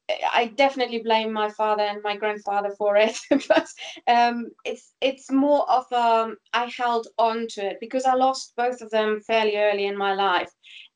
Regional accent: Germany; moved away as an adult; also born or lived in Greece / Fuerteventura / Switzerland; once I left Germany, because I was born and raised in Germany, gosh, when did I leave? I left in 2000. I left first to Greece, only to go to Fuerteventura.

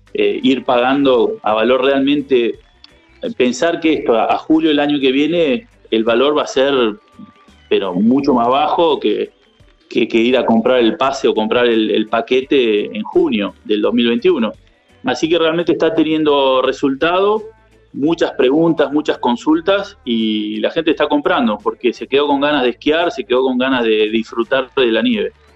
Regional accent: Villa La Angostura, Neuquén, Argentina; soy de acá, de Angostura toda la vida

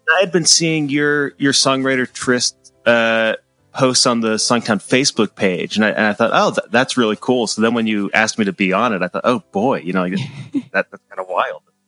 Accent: Central Massachusetts, United States; moved away as an adult; now in Ann Arbor, United States; I'm from Central Massachusetts

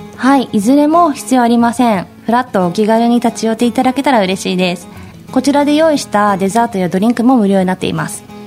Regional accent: Nakanojō, Gunma, Japan; moved away as an adult; also born or lived in Ōme, Tokyo; now in Tamamura, Japan; 出身は群馬県の中之条町です

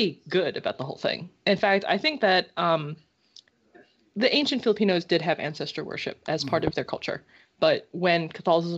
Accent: United States; I was born in America

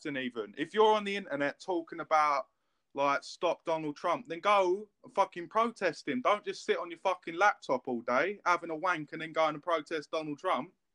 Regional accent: England, United Kingdom; I'm English

